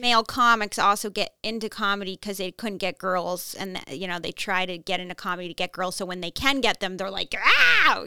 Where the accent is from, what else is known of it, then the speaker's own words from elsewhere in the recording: Newton, Massachusetts, United States; accent: Minnesota; I grew up in Newton